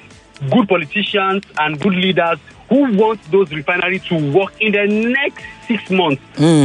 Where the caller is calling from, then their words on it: Ikeja, Lagos, Nigeria; I'm calling from Ikeja.